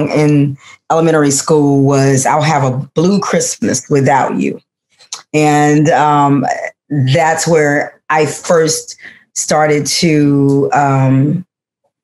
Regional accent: Monroe, Louisiana, United States; now in Chicago, United States; I came from Louisiana

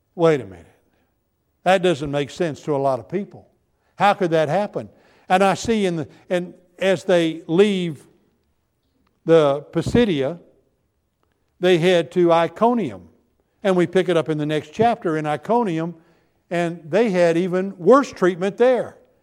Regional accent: United States; I was from America

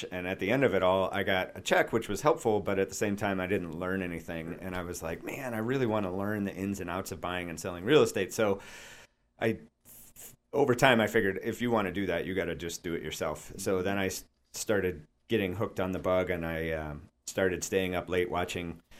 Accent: Chicago, Illinois, United States; the house that my wife and I moved into when I moved to this area from Chicago originally.

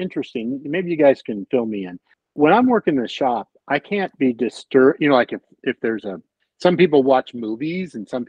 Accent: Bay Area, California, United States; I grew up in the Bay Area.

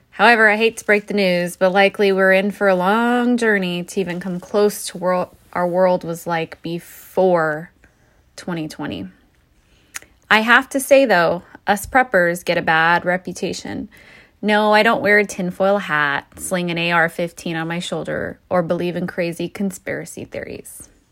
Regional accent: New Mexico, United States; now in Oregon, United States; I'm originally from New Mexico, so that is a place where water is very critical

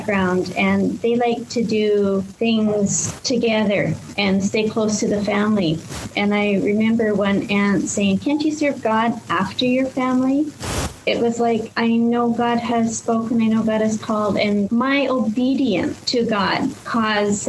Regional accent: Canada; moved away as an adult; now in Thailand; So I was born in Canada and grew up on a farm

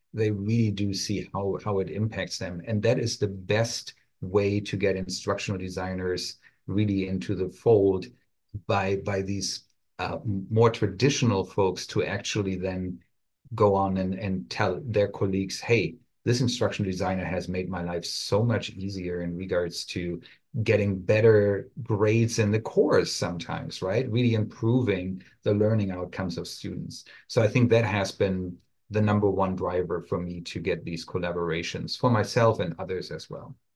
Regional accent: Germany; English is a second language; moved away as an adult; now in United States; my accent still shines through a little bit here and there. I'm originally from Germany, where I studied pharmacy before I came over to the United States

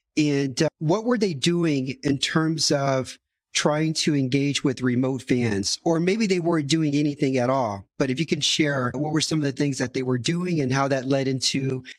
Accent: United States; now in Romania; I'm also an American expat living in Romania.

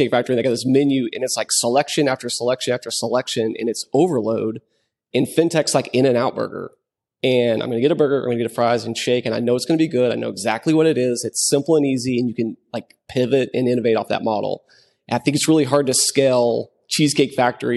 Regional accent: West Texas, United States; I'm from West Texas, and so I know the place that he's talking about, like San Angelo, Texas.

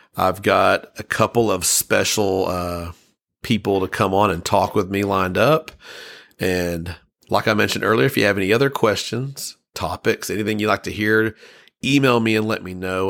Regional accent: United States; I'm an American and I've never traveled across the pond

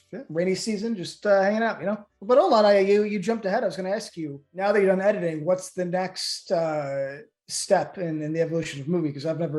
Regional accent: Midwest, United States; I'm from the Midwest. I'm naturally polite.

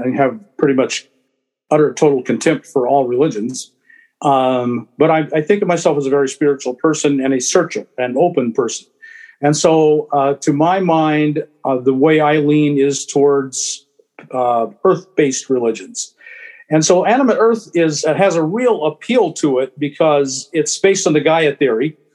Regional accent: Anchorage, Alaska, United States; moved away; I grew up in Anchorage, and it was a very different place then

